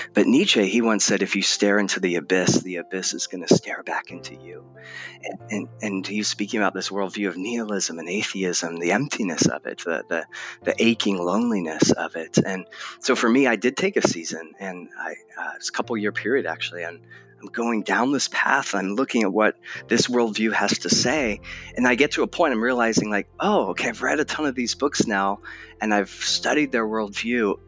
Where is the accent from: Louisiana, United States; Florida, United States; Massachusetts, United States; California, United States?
California, United States; Southern; also born or lived in England; now in Portland, United States; I was born in England, although you'd never guess it based on my accent, um, and then raised in Southern California